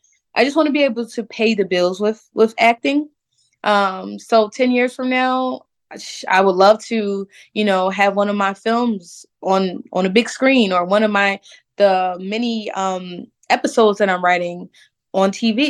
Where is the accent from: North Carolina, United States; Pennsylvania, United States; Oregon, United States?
Pennsylvania, United States; Philadelphia; growing up in Philadelphia, I never really faced racism like that because, like I said, in my neighborhood, we were all Black.